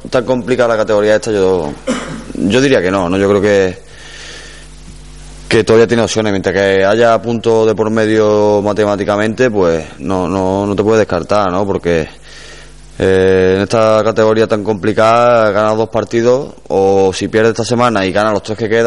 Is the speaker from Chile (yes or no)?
no; Córdoba, Andalusia, Spain; Sí que es verdad que el equipo de mi ciudad, ¿no? Y como cordobés que soy